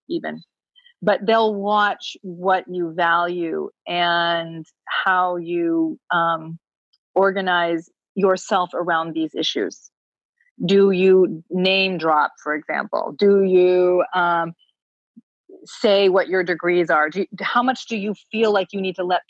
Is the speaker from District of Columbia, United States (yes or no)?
no; Vermont, United States; I grew up in Vermont